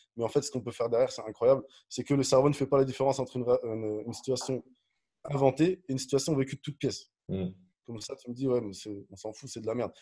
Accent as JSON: {"language": "French", "town": "Dijon", "region": "Bourgogne-Franche-Comté", "country": "France", "tie": "born or raised there", "also_born_or_lived": "Nantes", "said": "je suis né à Nantes, mais j'ai grandi à Dijon."}